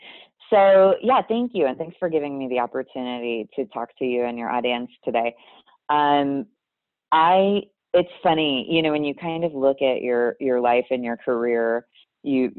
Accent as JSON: {"language": "English", "region": "Pennsylvania", "country": "United States", "tie": "born or raised there", "moved": "as an adult", "lives_now": "California, United States", "said": "where I grew up in Pennsylvania"}